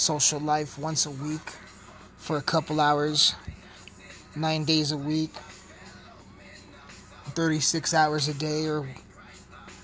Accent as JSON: {"language": "English", "region": "Colorado", "country": "United States", "said": "I'm from Colorado. I'm recording this in Colorado"}